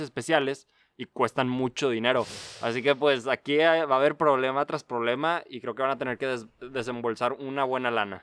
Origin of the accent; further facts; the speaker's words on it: Mexico; siendo mexicano